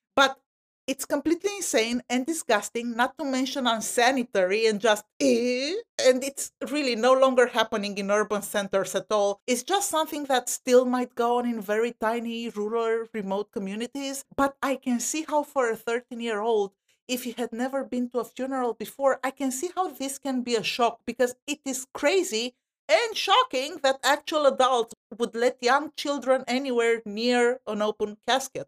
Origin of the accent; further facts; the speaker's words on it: Romania; now in United States; I'm from Romania, Eastern Europe